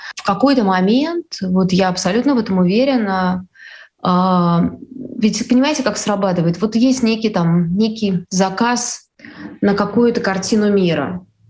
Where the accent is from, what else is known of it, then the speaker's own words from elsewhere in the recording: Saint Petersburg, Russia; я из Петербурга